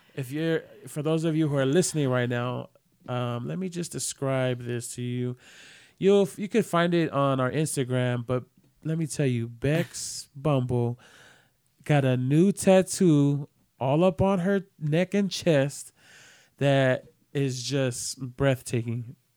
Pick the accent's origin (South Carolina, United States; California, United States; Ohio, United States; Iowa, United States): California, United States; San Francisco; I'm Samoan. This is my culture, but I also was, you know, born and raised in San Francisco